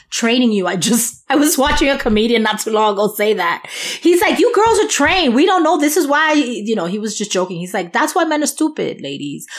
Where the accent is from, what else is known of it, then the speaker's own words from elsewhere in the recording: New York, United States; accent: New York; my New York accent